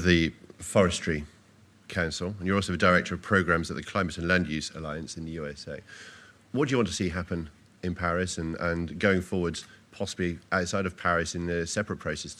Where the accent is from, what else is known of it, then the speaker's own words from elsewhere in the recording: United Kingdom; moved away; my home country, the UK